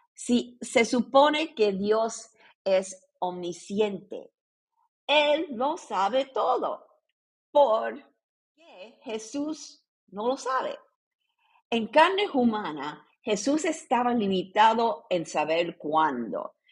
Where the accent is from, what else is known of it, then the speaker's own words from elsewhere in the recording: Puerto Rico; yo nací en Puerto Rico en una familia católica